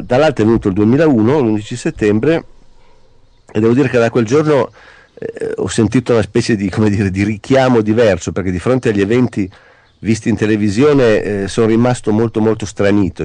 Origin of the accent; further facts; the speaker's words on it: Italy; sono italiano